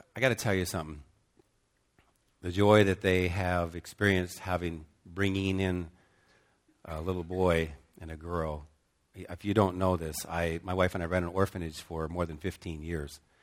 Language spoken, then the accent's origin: English; United States; moved away as an adult; also born or lived in Cambodia; especially as an American